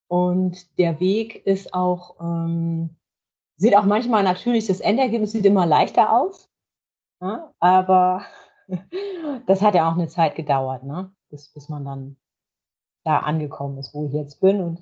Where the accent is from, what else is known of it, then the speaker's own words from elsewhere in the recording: Leer, Lower Saxony, Germany; Ich bin ein Nordlicht, genau. Es ist, ähm, ich komme aus Leer, das ist in, in, aus Friesland, hier direkt an der Nordseeküste.